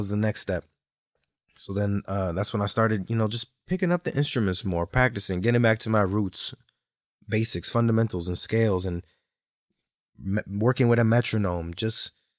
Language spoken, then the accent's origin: English; Connecticut, United States; I have received the warmest welcome here in Connecticut, in my hometown, and so there's nights that I remember where those have filled me, my memories of performing.